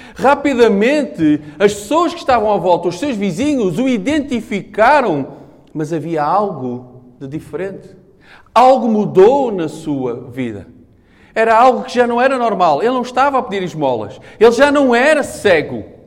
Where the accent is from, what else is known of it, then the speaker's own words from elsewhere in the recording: Portugal; eu sou português